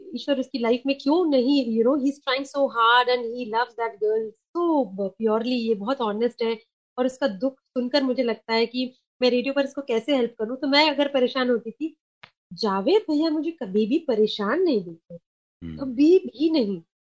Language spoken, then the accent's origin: Hindi; Kolkata, West Bengal, India; first language Sindhi; Hindi is a second language; moved away as an adult; also born or lived in Mumbai / Gwalior; now in Madhya Pradesh, India; मैं बंगाल से हूँ और मैंने अपना पूरा बचपन ना देखा है